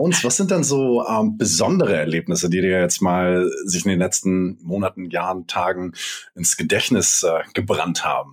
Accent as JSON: {"language": "German", "region": "Hamburg", "country": "Germany", "said": "ich bin ja Hamburger und bei uns regnet regnet das oft"}